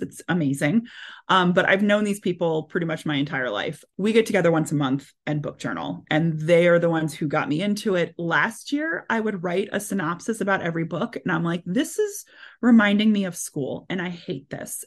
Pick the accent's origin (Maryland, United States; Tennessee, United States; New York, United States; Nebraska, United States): Maryland, United States; moved away; I'm originally from Maryland